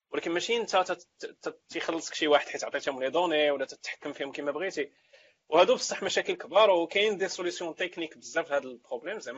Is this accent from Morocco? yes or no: yes; Morocco; حنا مغاربه حنا مغاربه